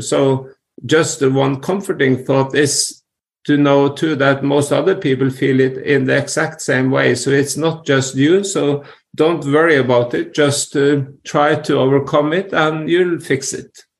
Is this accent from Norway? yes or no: yes; Norway; growing up in Norway